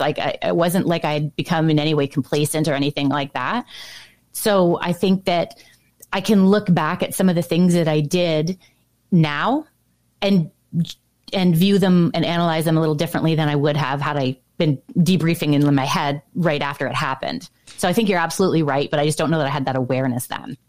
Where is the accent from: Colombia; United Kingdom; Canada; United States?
Canada; Ontario; growing up in Ontario, specifically where I did, which was on the border of St. Lawrence River